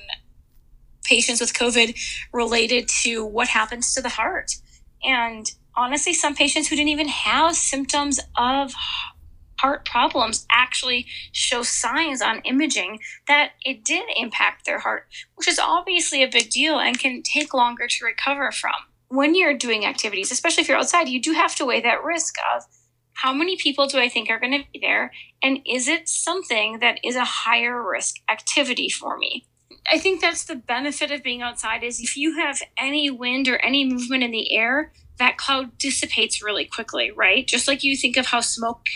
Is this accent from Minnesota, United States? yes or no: yes; Minnesota, United States; now in Nebraska, United States; And I'm originally from Minnesota